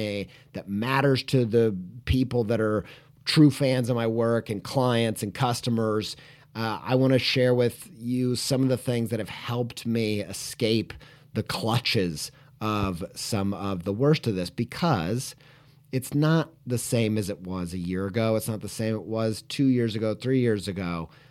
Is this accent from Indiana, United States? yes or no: yes; Indiana, United States; Longtime listeners will know I grew up in Indiana. I lived all over the place, really, but probably in my childhood spent the most time living in Indiana and the southern half of Indiana.